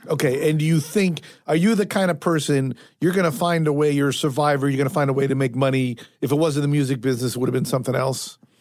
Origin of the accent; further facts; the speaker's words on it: Fairfield, Connecticut, United States; I grew up, as I say, in Fairfield.